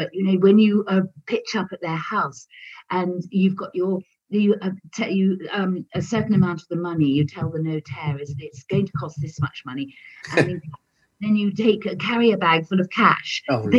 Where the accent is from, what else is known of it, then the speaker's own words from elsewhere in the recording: England, United Kingdom; moved away as an adult; now in France; I'm English